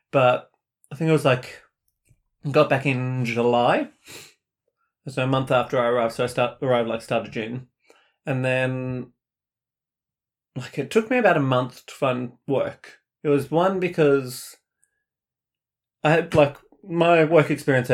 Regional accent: Australia; also born or lived in Sweden

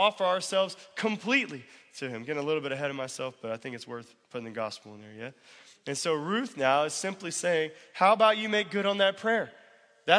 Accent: United States; Just because we're American and middle class

